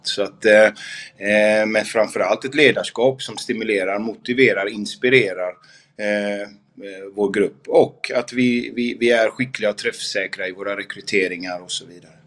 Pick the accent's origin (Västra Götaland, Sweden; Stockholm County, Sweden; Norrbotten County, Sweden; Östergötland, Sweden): Västra Götaland, Sweden; Gothenburg; moved away as an adult; also born or lived in Malmö; har jag inte bott hemma i Göteborg på otroligt länge